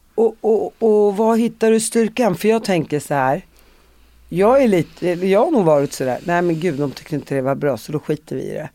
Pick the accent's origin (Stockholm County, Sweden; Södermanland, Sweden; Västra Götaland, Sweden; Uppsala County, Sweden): Uppsala County, Sweden; Uppsala; jag är från Uppsala